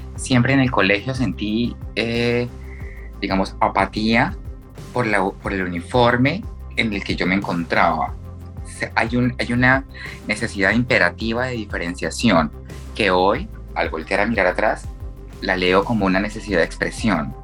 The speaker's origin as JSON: {"language": "Spanish", "town": "Bucaramanga", "region": "Santander", "country": "Colombia", "tie": "born or raised there", "said": "nací en Bucaramanga, eh, tengo 33 años"}